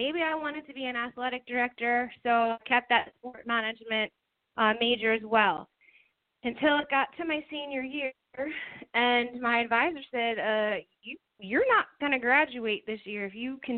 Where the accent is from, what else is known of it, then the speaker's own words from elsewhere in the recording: Easton, Pennsylvania, United States; I moved back home to my hometown of Easton, Pennsylvania